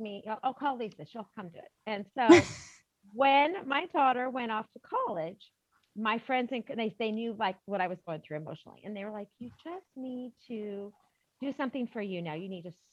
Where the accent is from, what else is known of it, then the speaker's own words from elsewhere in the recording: Idaho, United States; moved away as an adult; also born or lived in Texas / Colorado; now in Dallas, United States; I'm from Idaho